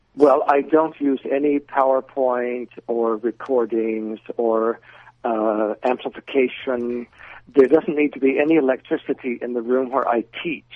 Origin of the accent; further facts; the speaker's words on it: California, United States; moved away as an adult; I was born in California and lived there until I was 27